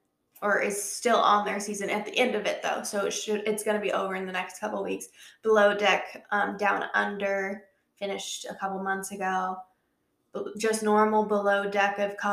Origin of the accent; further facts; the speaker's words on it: the Bay Area, California, United States; now in North Carolina, United States; I had to start with the California ones because that's where I grew up. So I know the vibes of the rich Californians. Even though I grew up mostly in the Bay Area, I know those vibes.